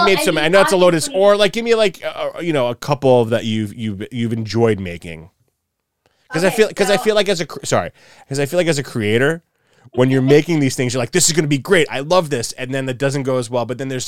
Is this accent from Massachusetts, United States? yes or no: no; New York, United States; now in Los Angeles, United States; I love LA. It's not my favorite city. I'll be flat honest. I miss New York. I'm a New Yorker through and through.